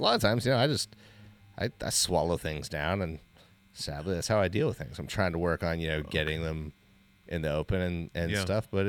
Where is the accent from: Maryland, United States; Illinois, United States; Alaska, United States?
Alaska, United States; You know, like we grew up in Alaska.